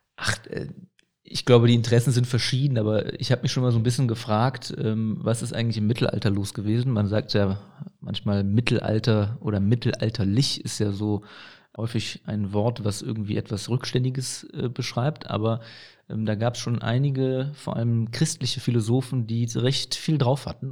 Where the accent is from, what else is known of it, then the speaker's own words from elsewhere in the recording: Aachen, North Rhine-Westphalia, Germany; Ich bin ja in Aachen-Burtscheid aufgewachsen, ich bin nicht in Herzogenrath aufgewachsen